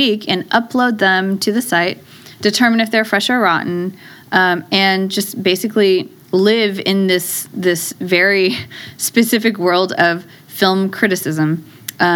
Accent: the Bay Area, California, United States; I'm from the Bay Area

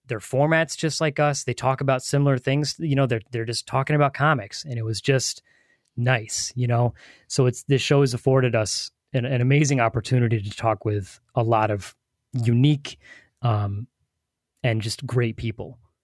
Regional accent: New England, United States; we, we live, we're from the New England area, so Boston is an hour and a half from us

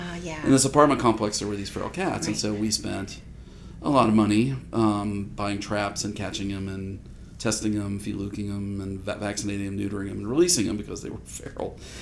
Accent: West Virginia, United States; moved away as an adult; also born or lived in Georgia / Minnesota; I am a professor of medicine and nutrition at the University of Georgia. I am from West Virginia originally, born, bred, and raised.

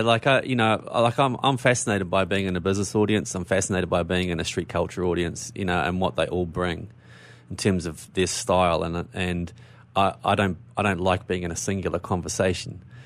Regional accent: New Zealand; now in Melbourne, Australia; I'm from New Zealand, but I live in Australia.

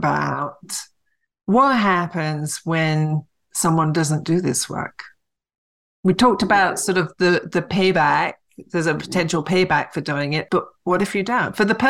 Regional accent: England, United Kingdom; moved away; I was raised in England

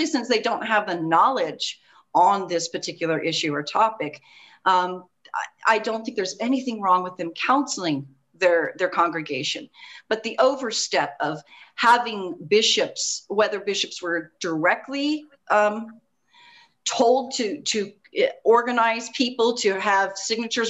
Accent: Fayetteville, Arkansas, United States; I grew up in Fayetteville, Arkansas

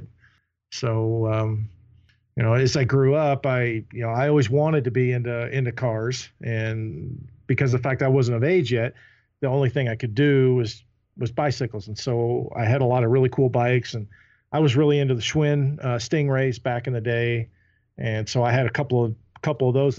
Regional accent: Louisville, Kentucky, United States; I was born and raised in Louisville, Kentucky, the south end of Louisville

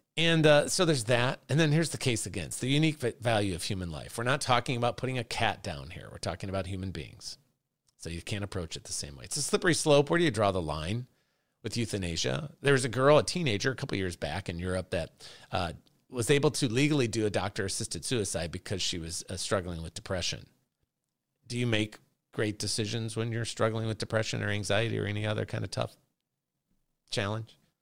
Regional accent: Chicago, Illinois, United States; I'm from Chicago

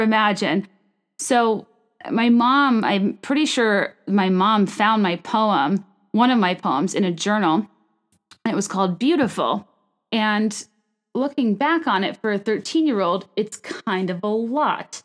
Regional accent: Richmond, Virginia, United States; moved away; Richmond, Virginia, my hometown

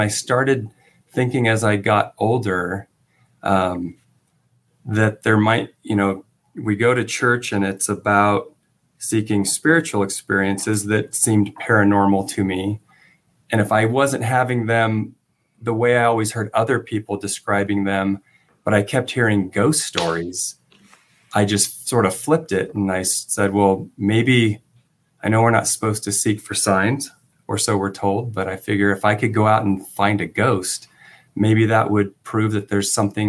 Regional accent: California, United States; And I'm from Southern California, but I had never really heard of this hotel.

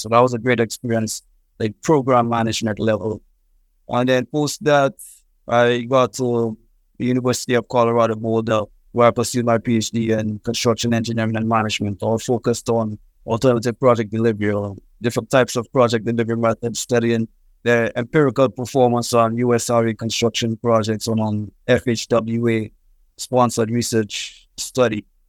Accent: St. Lucia; moved away as an adult; also born or lived in Trinidad and Tobago / Texas; I'm originally from Saint Lucia in the Caribbean

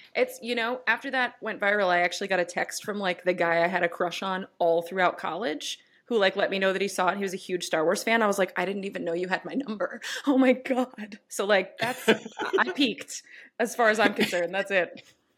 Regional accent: New York City, New York, United States; I'm a New Yorker

